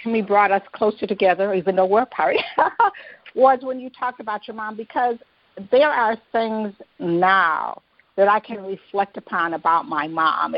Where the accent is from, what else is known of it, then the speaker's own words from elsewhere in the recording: Detroit, Michigan, United States; I grew up in Detroit